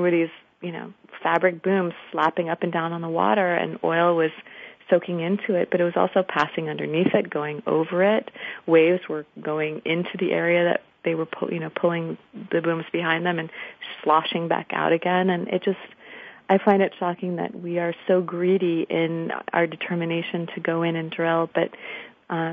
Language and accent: English; Washington, District of Columbia, United States; I'm from Washington, D.C.